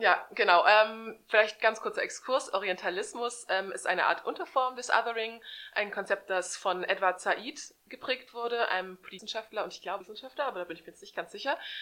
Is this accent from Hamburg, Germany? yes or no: yes; Hamburg, Germany; ich komme ja aus Hamburg, aus der schönsten Stadt der Welt